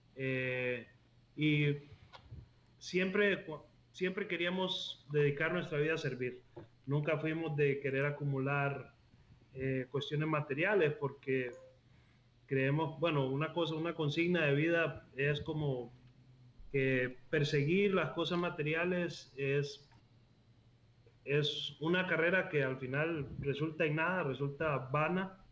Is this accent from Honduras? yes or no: yes; La Ceiba, Atlántida, Honduras; moved away as an adult; also born or lived in Costa Rica; Yo nací en la Ceiba, Honduras. Ok. Eh, pero me fui más o menos a inicios de mis 20 a Costa Rica y vivía allá 13 años